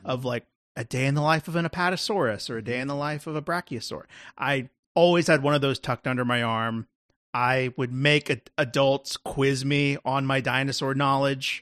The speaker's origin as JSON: {"language": "English", "region": "Texas", "country": "United States", "tie": "born or raised there", "said": "that's me being a Texan"}